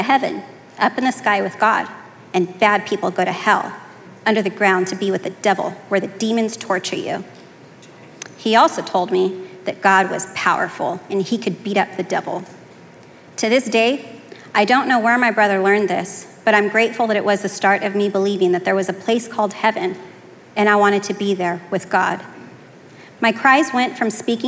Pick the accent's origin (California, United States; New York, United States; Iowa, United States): California, United States; Fresno; I was born in Fresno, California